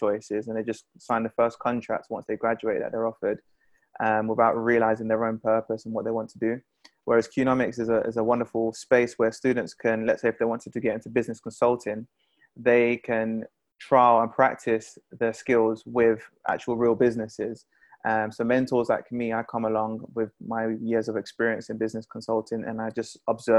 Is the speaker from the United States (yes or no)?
no; London, United Kingdom; Being a Londoner